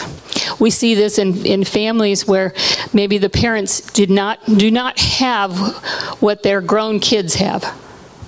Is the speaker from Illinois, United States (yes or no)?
no; Hawaii, United States; I was born in Hawaii, and we've done a lot of ministry in Hawaii